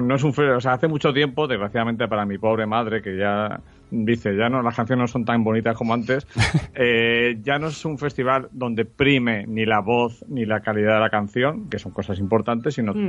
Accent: Spain

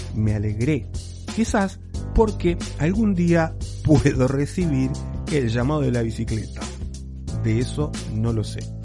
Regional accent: Uruguay; now in Spain

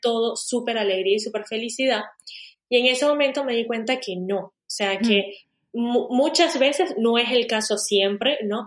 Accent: Venezuela; moved away as an adult; also born or lived in Spain; now in Portugal; yo realmente nací y crecí en Venezuela

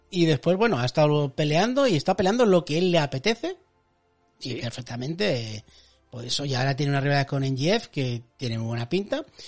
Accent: La Rioja, Spain; en mi pueblo, tío, que es de La Rioja

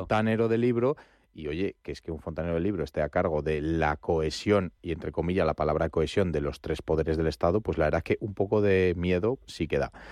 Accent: Spain; ciudadano español

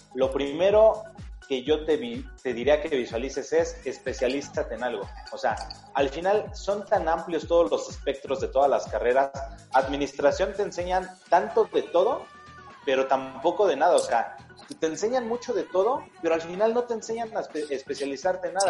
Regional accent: Mexico City, Mexico; la Ciudad de México, que es mi ciudad natal

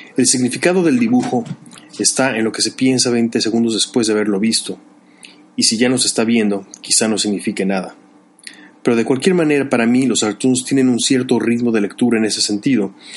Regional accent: Mexico; moved away as an adult; also born or lived in Chicago; De niño en la escuela en México siempre se me identificó como el artista

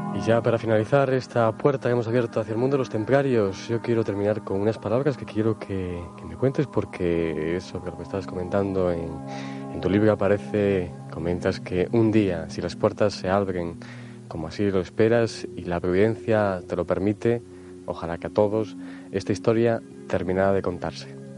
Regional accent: Cáceres, Extremadura, Spain; en mi tierra también mágica

